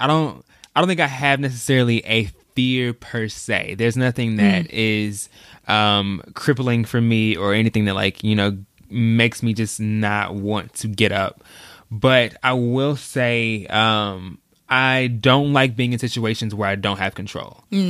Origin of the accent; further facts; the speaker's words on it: Texas, United States; also born or lived in St. Louis; I was born in St. Louis. So we moved from Missouri to Texas